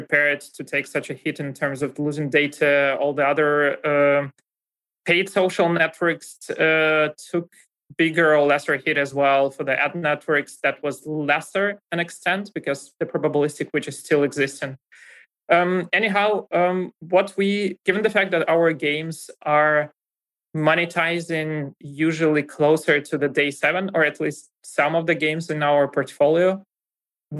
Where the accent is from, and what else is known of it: Russia; accent: Russian; English is a second language; moved away as an adult; now in Germany